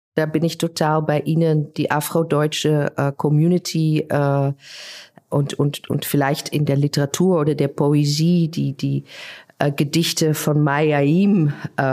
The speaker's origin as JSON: {"language": "German", "country": "Netherlands", "also_born_or_lived": "Berlin", "accent": "Dutch", "second_language": "German", "moved": "yes", "lives_now": "Leipzig, Germany", "said": "ich bin selber äh, ja Niederländerin, hört man ja an meinem Akzent"}